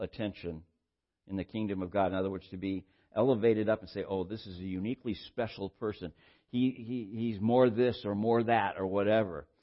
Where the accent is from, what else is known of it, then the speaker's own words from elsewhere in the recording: Santa Barbara, California, United States; where I grew up in Santa Barbara, we had a bus system